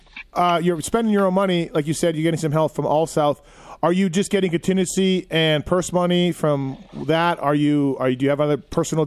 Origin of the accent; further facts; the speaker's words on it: Canada; now in United States; I'm from Canada, right? So I came down a long time ago. So I'm practically half American now.